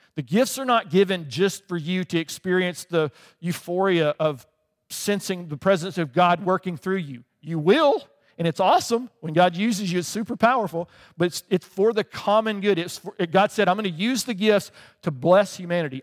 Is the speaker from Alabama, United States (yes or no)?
yes; Alabama, United States; moved away as an adult; also born or lived in England; I grew up in Alabama